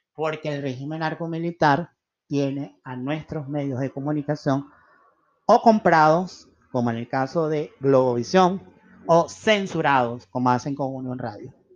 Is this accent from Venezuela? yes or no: yes; Venezuela; los que hemos vivido en regímenes como el venezolano